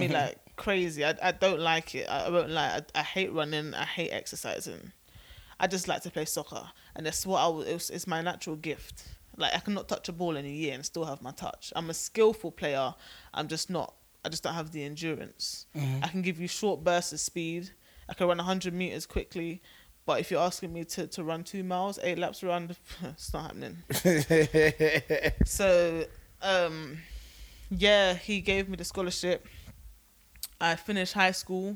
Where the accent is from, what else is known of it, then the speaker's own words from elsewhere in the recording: England, United Kingdom; now in United States; I'm British